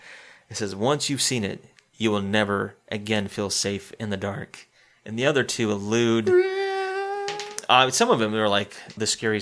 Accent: Spartanburg, South Carolina, United States; moved away; I'm playing in my hometown. So if anybody's in Spartanburg listening

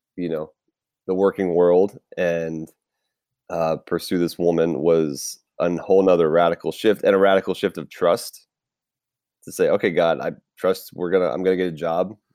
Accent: Tampa, Florida, United States; now in California, United States; I was born and raised in Tampa Bay, Florida. So, yes, I am a Florida man

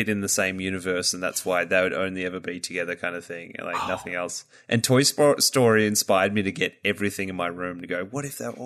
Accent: Australia; as an Australian

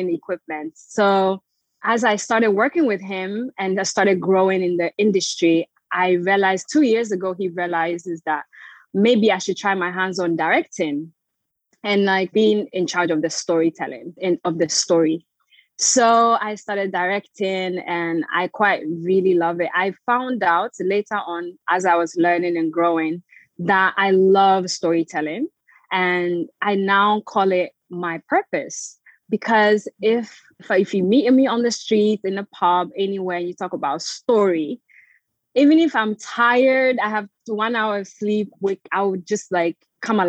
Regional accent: Florida, United States; moved away as an adult; also born or lived in Togo / Ghana; now in England, United Kingdom; I was born in Togo to a Togolese Beninese parents. Lived in Ghana for some time, grew up in the US, Florida.

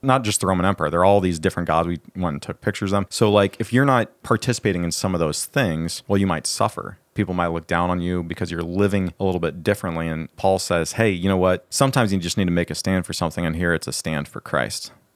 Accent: Brooklyn, Iowa, United States; born or raised there; now in Chicago, United States

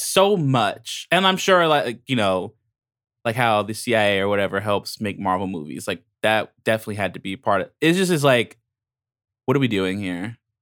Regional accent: Long Island, New York, United States; I'm from Long Island

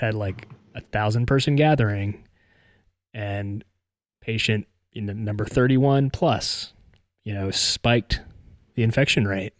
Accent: West Virginia, United States; moved away as an adult; now in Tennessee, United States; I grew up in West Virginia and I spent what, sixteen plus years now in Tennessee

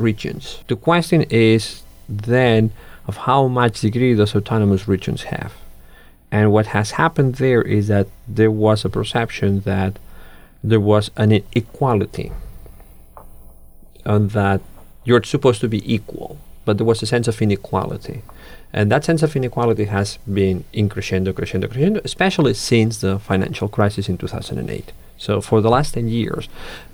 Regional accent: Catalonia, Spain; first language Catalan; English is a second language; moved away; I was born in Catalan culture, this is my first language, this is my culture

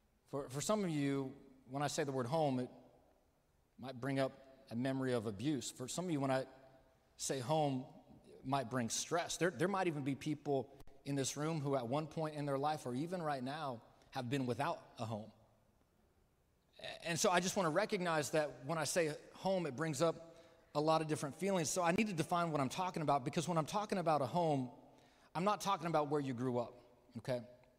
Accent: Midwest, United States; also born or lived in California; I was born in California. I grew up mostly in the Midwest.

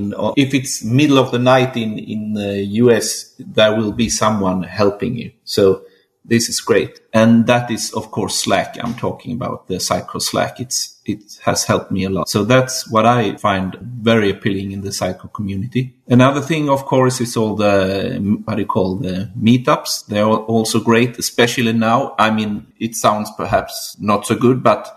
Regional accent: southern Sweden, Sweden; I'm from Sweden, southern part of Sweden, really.

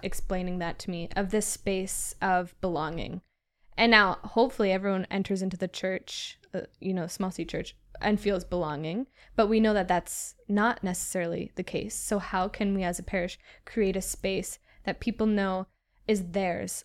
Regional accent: Southwestern Ontario, Canada; also born or lived in Halifax; I'm from Southwestern Ontario

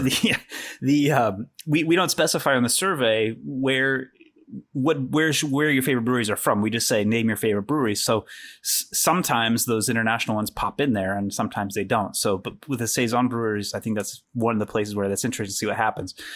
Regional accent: Missouri, United States; my home state of Missouri

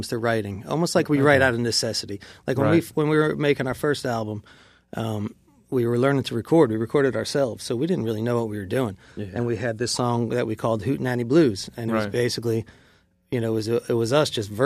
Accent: New Jersey, United States; I grew up in New Jersey

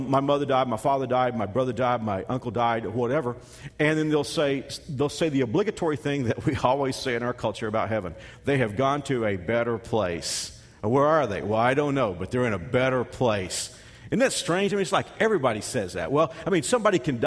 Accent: Texas, United States; now in Kansas, United States; a kid from Texas who spent the last 22 years in Kansas

